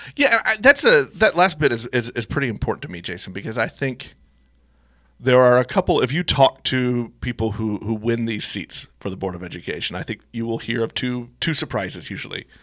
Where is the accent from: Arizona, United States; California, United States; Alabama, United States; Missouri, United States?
Missouri, United States; while I love my hometown, sometimes I don't love Missouri